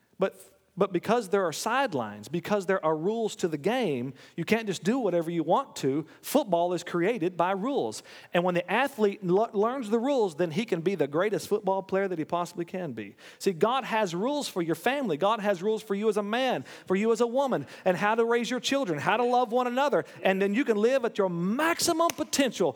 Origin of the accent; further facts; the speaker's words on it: United States; I'm an American